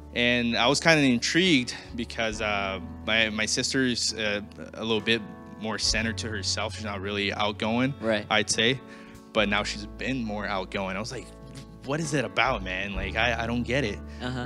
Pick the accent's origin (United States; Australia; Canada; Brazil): Brazil; moved away; I'm originally from Brazil.